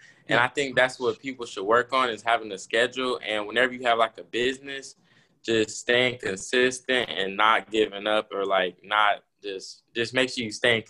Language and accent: English; Missouri, United States; I'm from Missouri. I'm a 16-year-old entrepreneur.